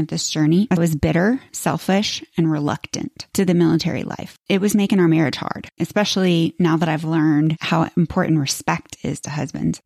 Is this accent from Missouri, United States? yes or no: no; Florida, United States; moved away as an adult; I grew up in Florida